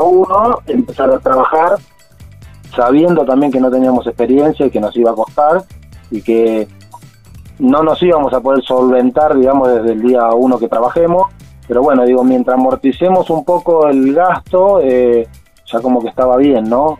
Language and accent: Spanish; Buenos Aires, Argentina; moved away as an adult; nosotros salimos de Buenos Aires